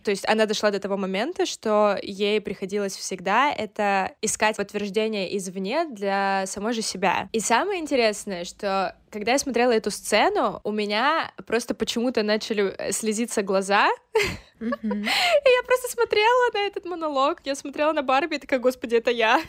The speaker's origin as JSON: {"language": "Russian", "town": "Krasnodar", "region": "Krasnodar Krai", "country": "Russia", "tie": "born or raised there", "said": "я сейчас нахожусь в своей э, комнате, в которой я выросла, э, в Краснодаре"}